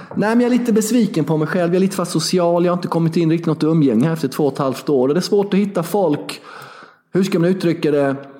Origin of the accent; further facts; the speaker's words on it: Sweden; Jag är svensk, jag är inte serb till en början